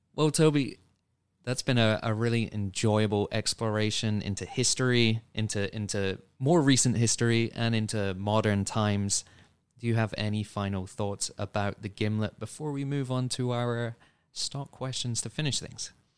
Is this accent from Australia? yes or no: no; United Kingdom; as a Brit